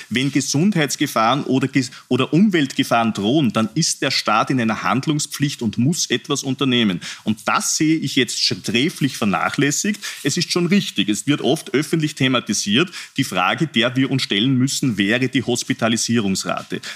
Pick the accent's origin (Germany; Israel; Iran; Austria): Austria; Upper Austria; mein Heimatbundesland Oberösterreich